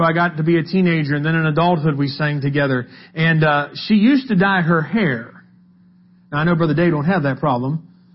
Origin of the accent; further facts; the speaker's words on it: West Virginia, United States; We're from West Virginia